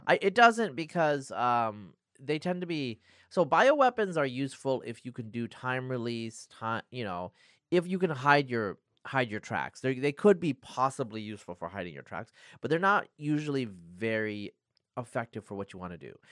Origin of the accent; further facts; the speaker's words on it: Northeast Oregon, United States; moved away; I grew up in Northeast Oregon